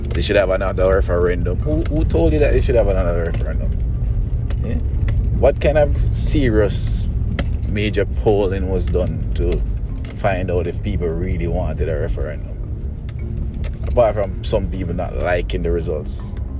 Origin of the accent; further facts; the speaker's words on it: Jamaica; I'm a Jamaican